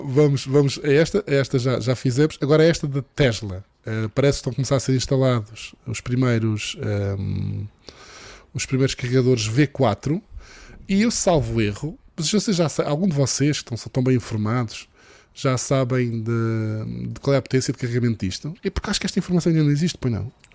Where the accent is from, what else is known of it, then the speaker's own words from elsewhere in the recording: Madeira, Portugal; sou madeirense